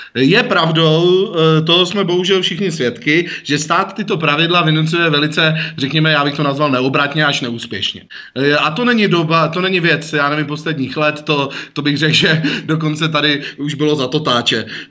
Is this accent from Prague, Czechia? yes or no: yes; Prague, Czechia; jako Pražák